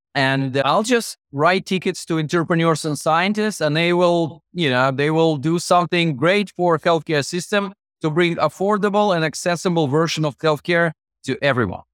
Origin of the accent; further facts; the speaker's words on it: Russian Far East, Russia; moved away as an adult; also born or lived in Moscow, Russia; my hometown, fifteen thousand people, was closer to Japan across the Japanese Sea, Far East of Russia